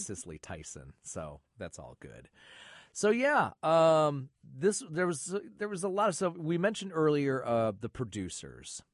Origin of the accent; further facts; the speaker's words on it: Michigan, United States; moved away; the horror show host I grew up with in Michigan was Sir Graves Gasly